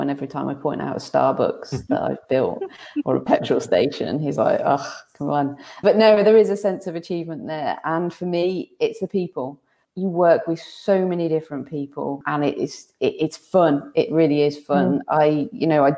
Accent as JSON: {"language": "English", "country": "United Kingdom", "said": "we're British"}